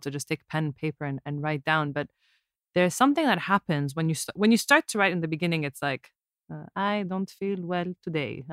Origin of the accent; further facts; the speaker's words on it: Abu Dhabi, United Arab Emirates; When I was growing up in Abu Dhabi, it's like our whole lives revolved around the ocean